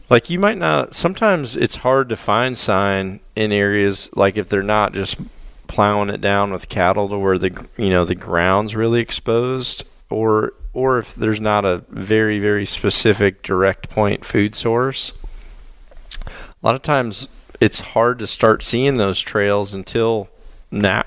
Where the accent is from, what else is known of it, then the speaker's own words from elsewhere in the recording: Mississippi, United States; moved away; also born or lived in northern Illinois / southern Wisconsin; growing up in Mississippi hunting in tree stands